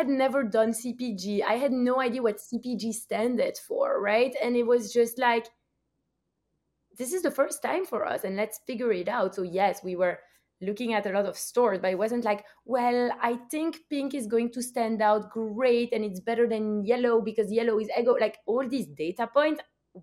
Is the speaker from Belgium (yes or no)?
yes; Belgium; now in United States; I'm also from Belgium.